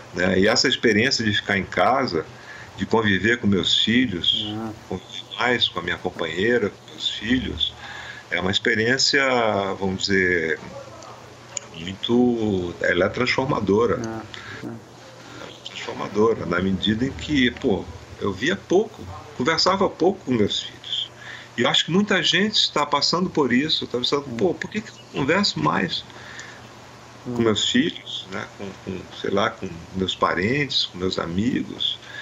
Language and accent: Portuguese; Amazon, Brazil; eu sou da Amazônia